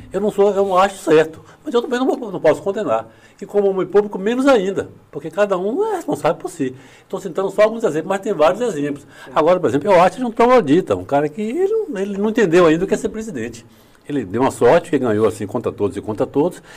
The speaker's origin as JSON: {"language": "Portuguese", "town": "Itabuna", "region": "Bahia", "country": "Brazil", "tie": "born or raised there", "also_born_or_lived": "Ibirataia, Bahia / Salvador, Bahia", "said": "eu nasci em Birataia, aqui pertinho, né? Em 53. Estudei aqui em Itabuna"}